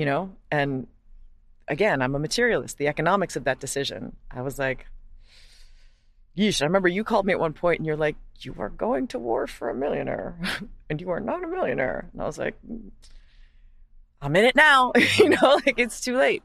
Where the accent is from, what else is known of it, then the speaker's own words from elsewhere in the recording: Hawaii, United States; moved away; growing up as a white person in Hawaii is you know you're white